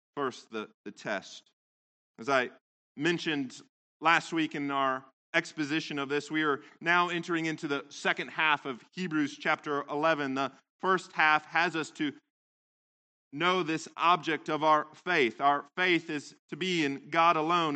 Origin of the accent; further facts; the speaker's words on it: Central Valley, California, United States; I grew up in California, in the Central Valley